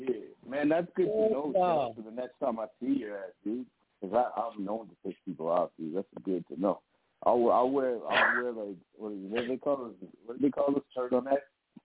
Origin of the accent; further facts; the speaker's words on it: Edmonton, Alberta, Canada; moved away as an adult; also born or lived in Las Vegas, United States; is from Edmonton, Alberta, Canada. That's where I'm at. Hometown, came back after living in Vegas 10 years.